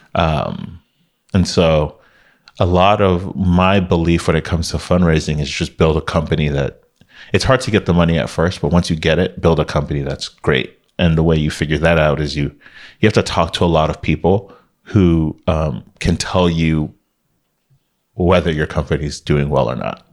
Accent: Miami, Florida, United States; moved away as an adult; now in Bay Area, United States; growing up in Miami was fun

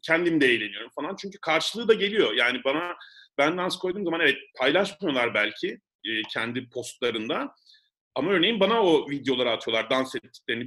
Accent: Mersin, Turkey; ben bir de Mersinliyim

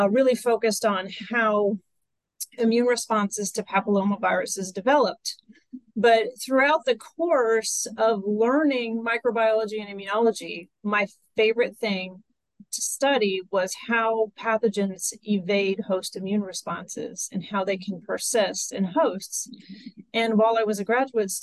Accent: central Kansas, United States; I grew up in central Kansas

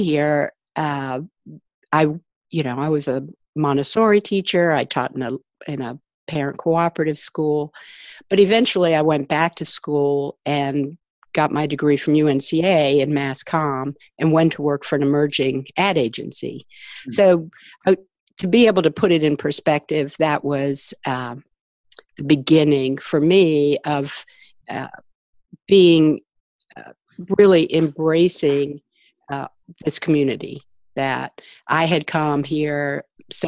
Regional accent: Washington, District of Columbia, United States; I grew up in Washington, D.C.

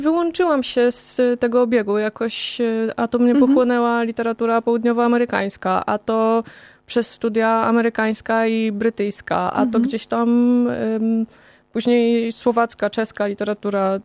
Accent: Kozienice, Masovian Voivodeship, Poland; moved away as an adult; ja pochodzę z małego miasteczka, e, z Kozienic

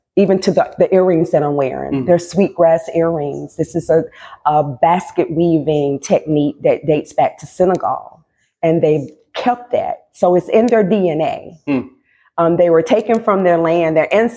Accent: North Carolina, United States; also born or lived in Low Country, South Carolina; now in Charleston, United States; I'm born and raised in North Carolina

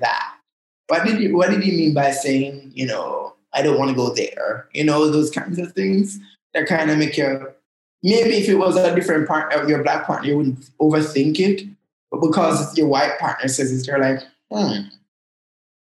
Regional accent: Jamaica; So I speak Jamaican. I laugh in Jamaican. I live in Jamaica and experience the world as a Jamaican

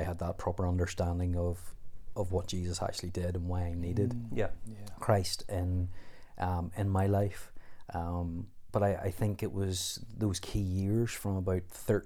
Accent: Coleraine, Northern Ireland, United Kingdom; also born or lived in Ballymoney; I was born in Ballymoney and grew up just outside Coleraine in a little place called Ballyrosheen

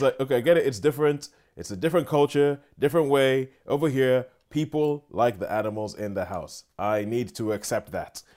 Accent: Nigeria; moved away; I'm Nigerian, grew up in Nigeria

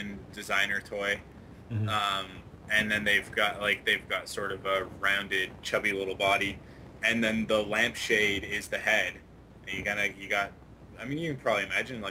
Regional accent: Canada; because we're from Canada

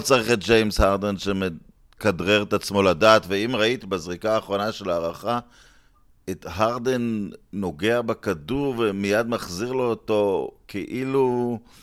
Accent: Netanya, Central District, Israel; בילדותי, ברחוב שער הגיא ונתניה

